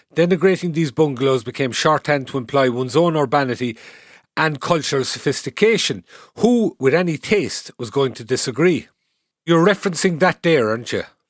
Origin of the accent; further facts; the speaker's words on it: Cahersiveen, South Kerry, Munster, Ireland; moved away; I'm originally from Caersarín in South Kerry